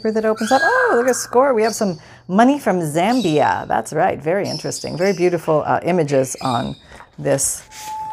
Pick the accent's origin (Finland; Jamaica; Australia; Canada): Canada; moved away; I'm from Canada. I grew up in Canada